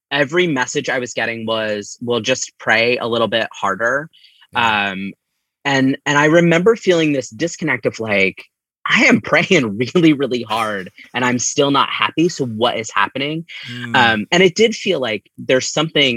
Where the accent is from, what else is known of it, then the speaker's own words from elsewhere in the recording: Upper Black Eddy, Pennsylvania, United States; I grew up in Upper Black Eddy, which is right on the border of New Jersey between New Hope and Easton